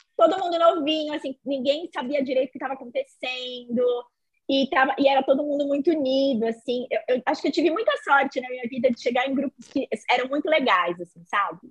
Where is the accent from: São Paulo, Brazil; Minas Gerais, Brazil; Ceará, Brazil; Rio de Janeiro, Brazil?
São Paulo, Brazil; Eu sou daqui de São Paulo